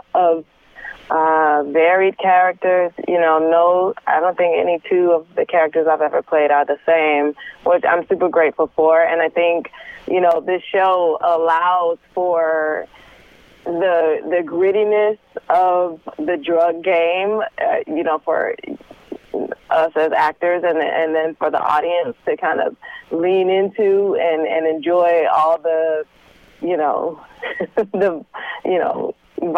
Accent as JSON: {"language": "English", "town": "Detroit", "region": "Michigan", "country": "United States", "tie": "born or raised there", "said": "I'm from Detroit. Yes. So I, you know, am able to draw from, you know, some of my surroundings growing up"}